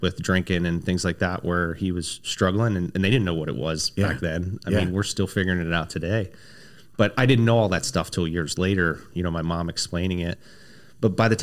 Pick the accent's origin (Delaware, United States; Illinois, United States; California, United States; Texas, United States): Delaware, United States; Dover; moved away as an adult; I was born and raised in Dover, Delaware